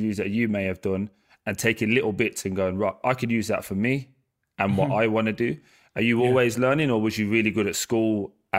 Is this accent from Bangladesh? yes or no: no; Birmingham, West Midlands, United Kingdom; we've been for Brixton, obviously. I'm from Birmingham